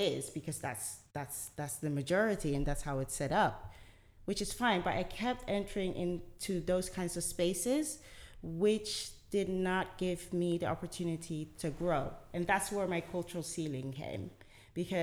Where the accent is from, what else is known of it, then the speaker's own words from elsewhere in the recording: Delft, South Holland, Netherlands; a Ghanaian woman, born and raised in the Netherlands. I speak Dutch.